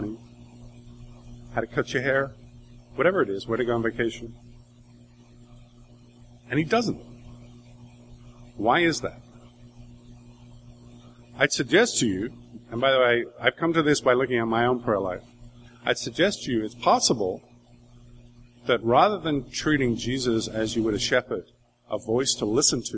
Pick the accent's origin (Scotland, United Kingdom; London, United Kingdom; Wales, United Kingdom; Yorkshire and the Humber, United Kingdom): Wales, United Kingdom; I grew up in Wales, that's where my family comes from.